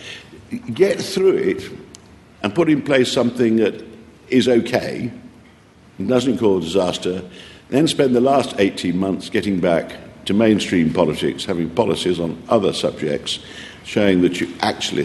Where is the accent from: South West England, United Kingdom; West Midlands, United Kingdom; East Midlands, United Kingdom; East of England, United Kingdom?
East Midlands, United Kingdom; I come from the North Midlands